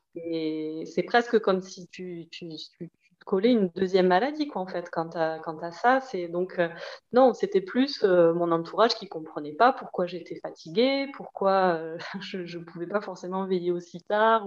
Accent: Toulouse, Occitania, France; accent: petit accent; moved away as an adult; also born or lived in Paris region; je revenais vivre dans ma ville d'origine à Toulouse

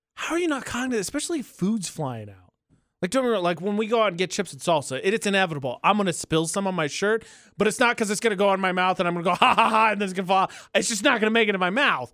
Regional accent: Indiana, United States; moved away; my home state of Indiana

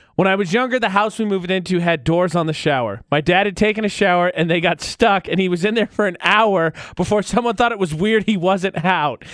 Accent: Midwest, United States; I'm from the Midwest.

